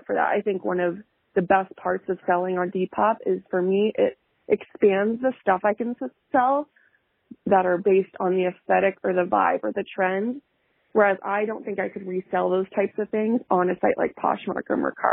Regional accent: Montana, United States; moved away; I'm from Montana originally

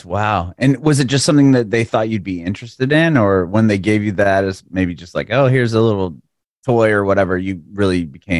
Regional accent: San Diego, California, United States; moved away as an adult; now in Nashville, United States; I mean, I grew up in San Diego

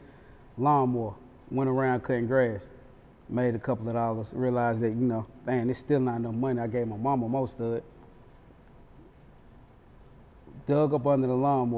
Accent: Charlotte, North Carolina, United States; now in Atlanta, United States; That's where exactly where I'm from Westchester, to be exact, exit 34 Freedom Drive

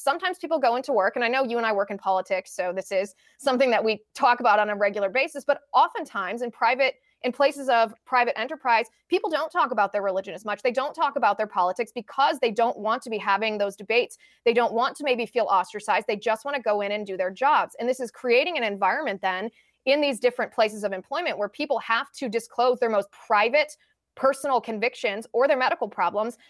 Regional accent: United States; as an American citizen

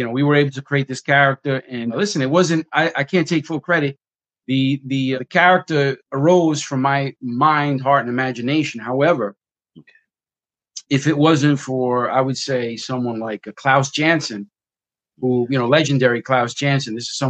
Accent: New York City, New York, United States; I'm from the Bronx, and I'm a former boxer from the Bronx.

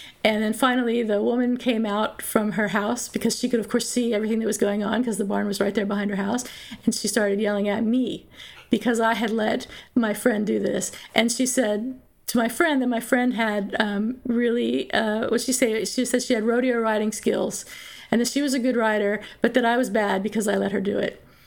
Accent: Pennsylvania, United States; I grew up in Pennsylvania in southeastern Pennsylvania near Philadelphia

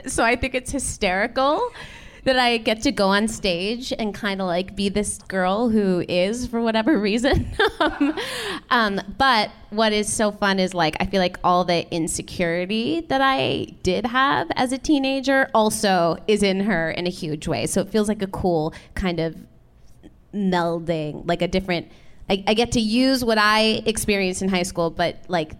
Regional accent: Chicago, Illinois, United States; I grew up in the suburbs of Chicago.

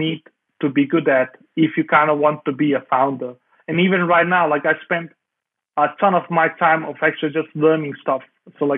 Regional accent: Denmark; I grew up in Denmark.

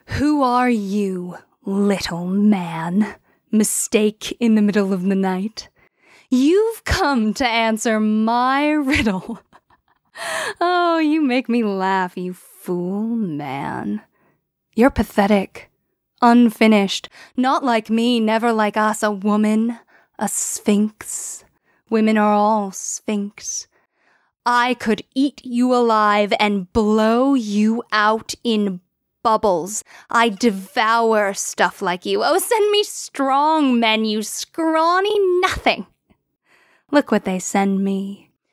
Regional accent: United States; we as English-speaking Americans

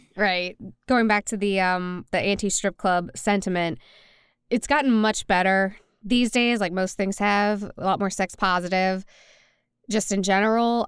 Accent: New Orleans, Louisiana, United States; now in Nashville, United States; born and raised in New Orleans, and now I live in Nashville, Tennessee

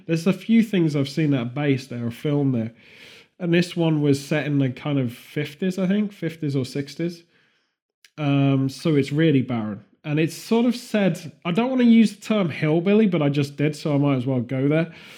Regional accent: England, United Kingdom; being English

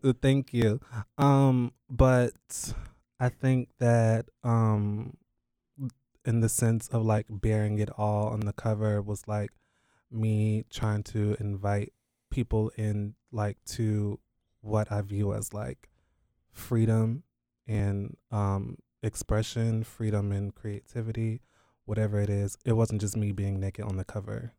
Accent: Durham, North Carolina, United States; I am based in North Carolina. I was born in Durham, North Carolina

